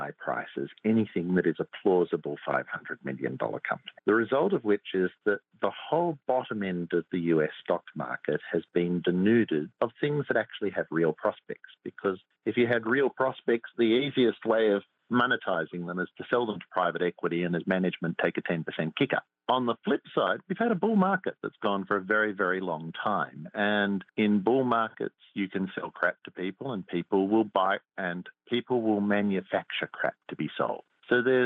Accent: Australia; I come from Australia

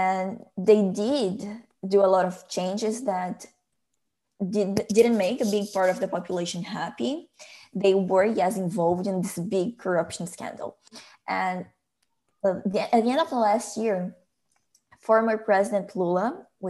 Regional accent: Brazil; born or raised there; now in Canada

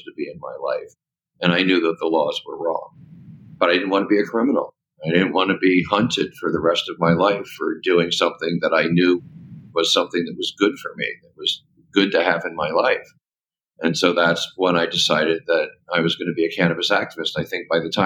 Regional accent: Washington, District of Columbia, United States; moved away; also born or lived in California; I grew up in Washington, D.C.

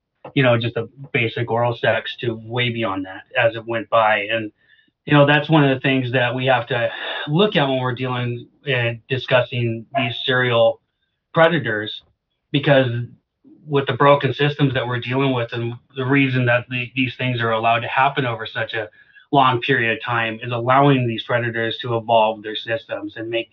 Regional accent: Alaska, United States; moved away; I'm from Alaska. I was born and raised on a homestead.

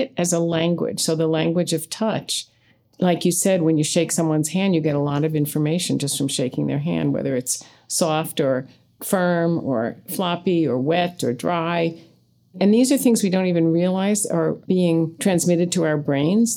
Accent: United States; we grew up in American culture.

